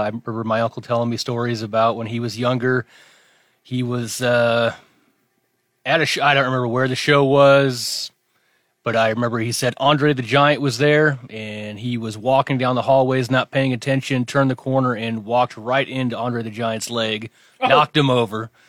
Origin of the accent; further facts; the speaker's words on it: Wayne, United States; where I grew up in Wayne